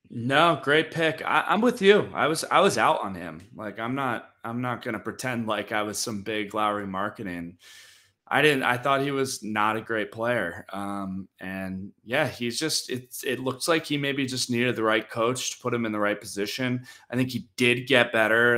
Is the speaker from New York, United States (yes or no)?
yes; New York, United States; my hometown team of so many championships